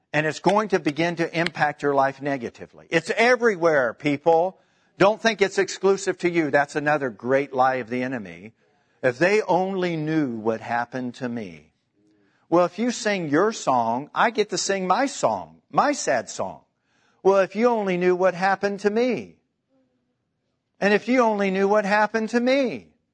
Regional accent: Kansas City, Missouri, United States; I'm from Kansas City

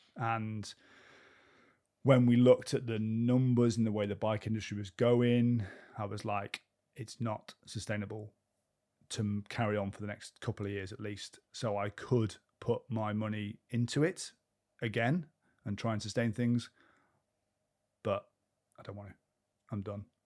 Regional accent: Cheltenham, South West England, United Kingdom; we used to ride the footpaths on Leckhampton Hill where I grew up in Cheltenham for all the time

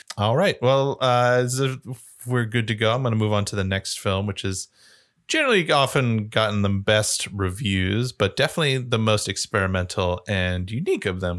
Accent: United States; being an American

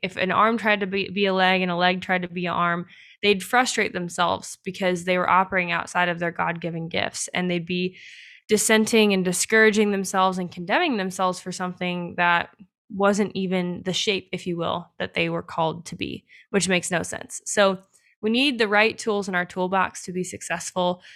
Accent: United States; we as Americans

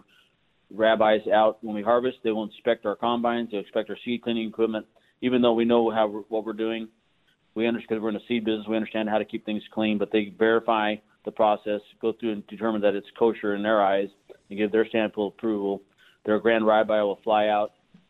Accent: Yuma, Arizona, United States; I was born here in Yuma.

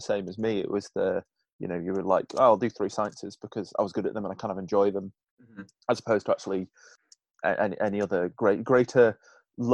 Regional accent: Cheshire, North West England, United Kingdom; we're from Cheshire

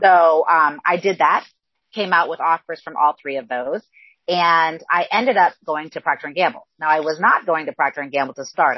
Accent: Northwest Iowa, United States; I actually grew up on a farm in extreme Northwest Iowa. So think about where Iowa, Minnesota, and South Dakota come together.

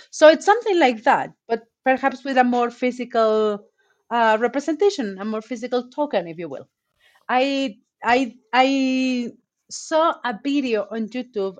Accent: Veracruz, Mexico; English is a second language; I'm from Veracruz

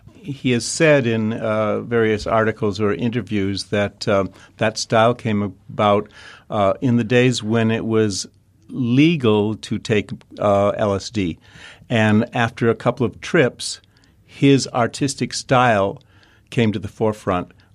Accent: Detroit, Michigan, United States; moved away; also born or lived in New York / Chicago / Kansas City; growing up in Detroit

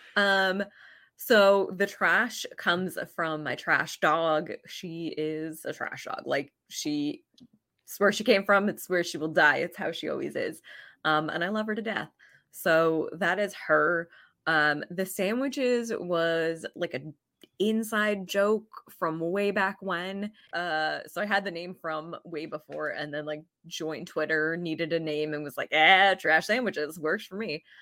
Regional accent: Vermont, United States; I grew up in Vermont, went to the University of Vermont

